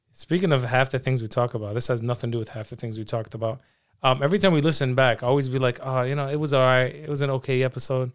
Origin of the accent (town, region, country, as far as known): Philadelphia, Pennsylvania, United States; born or raised there; also born or lived in Palestine